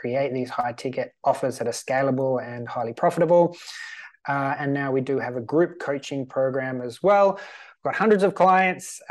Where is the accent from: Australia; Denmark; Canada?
Australia; also born or lived in Sweden; now in Malta; I'm Australian. I'm currently living in Sweden.